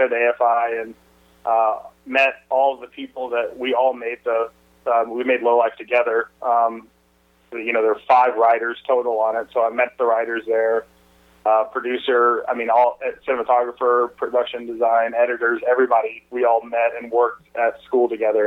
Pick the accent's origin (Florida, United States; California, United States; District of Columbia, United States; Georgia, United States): Georgia, United States; Atlanta; I grew up in Atlanta